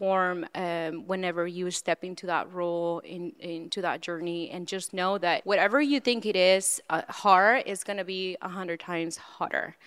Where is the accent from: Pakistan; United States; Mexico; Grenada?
Mexico; central Mexico; I was born and raised in Central Mexico